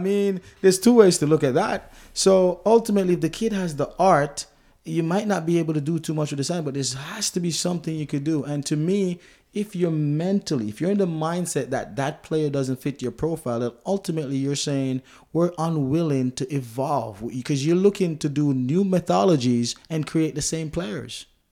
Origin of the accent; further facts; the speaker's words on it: Jamaica; I'm Jamaican, which, you know, we're English, if you may